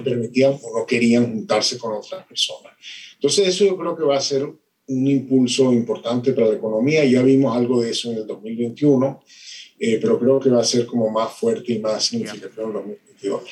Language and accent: Spanish; Venezuela; soy de Venezuela, mi país se destruyó